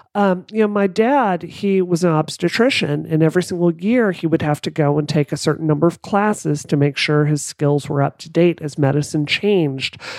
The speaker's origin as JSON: {"language": "English", "region": "Mississippi", "country": "United States", "tie": "born or raised there", "said": "I grew up in Mississippi"}